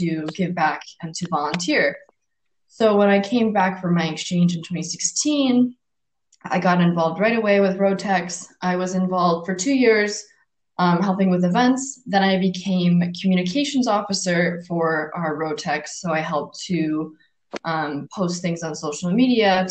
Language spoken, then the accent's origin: English; United States; also born or lived in Finland; I'm from the capital of my state, which has about 300,000 people